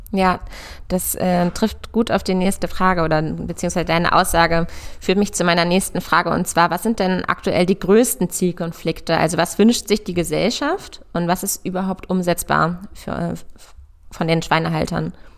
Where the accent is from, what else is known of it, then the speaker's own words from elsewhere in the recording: near Hanover, Lower Saxony, Germany; moved away as an adult; also born or lived in Göttingen / Berlin; bin auf einem Ackerbaubetrieb groß geworden in der Nähe von Hannover